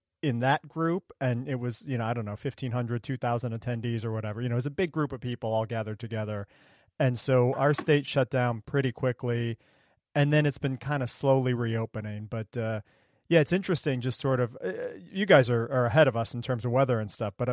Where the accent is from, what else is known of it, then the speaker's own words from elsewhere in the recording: Ohio, United States; moved away; I grew up in a small town. I'm from Ohio originally